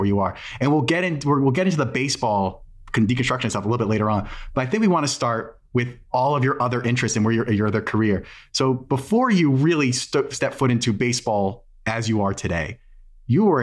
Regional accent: New England, United States; also born or lived in Vermont; I grew up in New England.

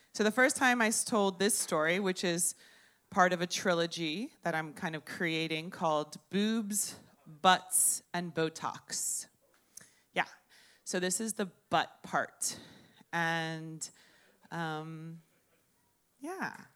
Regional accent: Miami, Florida, United States; I'm from Miami, I'm a native. And thank you. I was born in Baptist Hospital.

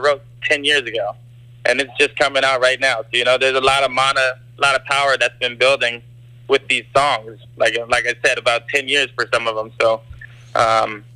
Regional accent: Gardena, California, United States; moved away; also born or lived in Hawaii; We grew up in Gardena, California. We went to Hawaii like every summer growing up and then ended up moving there in about 2007.

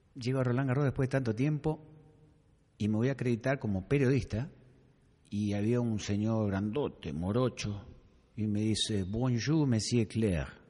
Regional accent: Argentina; soy francés, pero viví cinco años en, en tu país

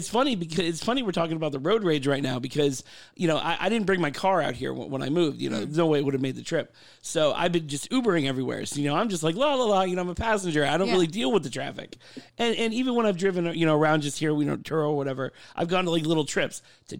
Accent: Florida, United States; also born or lived in New York; I was born in New York and then I moved to Florida.

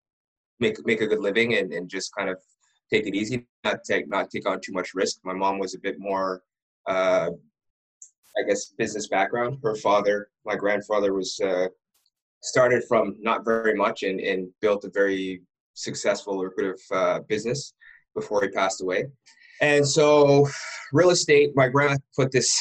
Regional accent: Ottawa, Ontario, Canada; I was born and raised in Ottawa

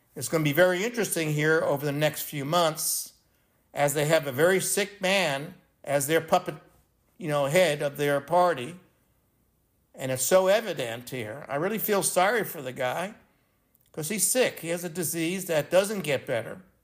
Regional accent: New York City, New York, United States; moved away; I'm from Brooklyn, New York originally

